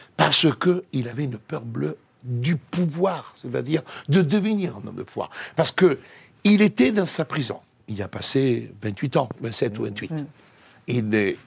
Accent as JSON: {"language": "French", "country": "Italy", "second_language": "French", "moved": "yes", "lives_now": "Paris, France", "said": "je suis italien"}